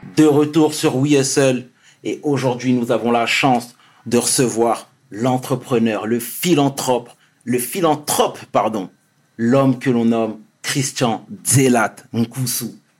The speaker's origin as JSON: {"language": "French", "town": "Sarcelles", "region": "Île-de-France", "country": "France", "said": "je viens de Sarcelles"}